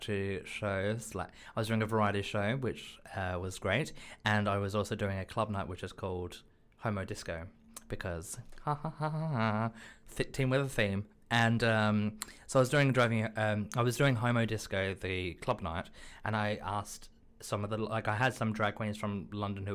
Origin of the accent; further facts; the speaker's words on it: Australia; now in United Kingdom; I'm from Australia